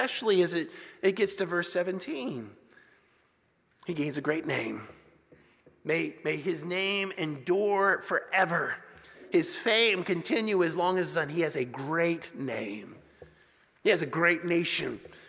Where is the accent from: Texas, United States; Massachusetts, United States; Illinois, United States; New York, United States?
Texas, United States; also born or lived in New Jersey; When I was a kid growing up in Texas and Jersey, we had all kinds of songs, patriotic songs that we sang.